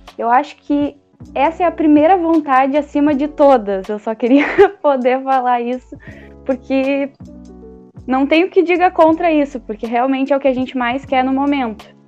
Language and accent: Portuguese; Canguçu, Rio Grande do Sul, Brazil; eu sou de Canguçu, uma cidade menor, pertinho de Pelotas